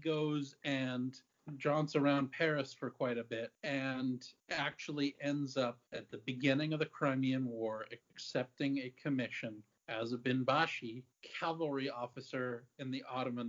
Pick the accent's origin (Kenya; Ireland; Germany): Ireland; As an Irish person, I can't disparage the Irish Brigade.